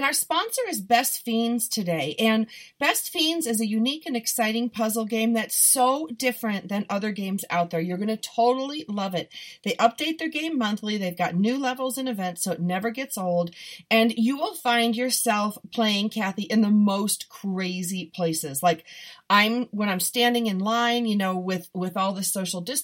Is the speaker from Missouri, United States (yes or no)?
no; Buffalo, New York, United States; I'm from Buffalo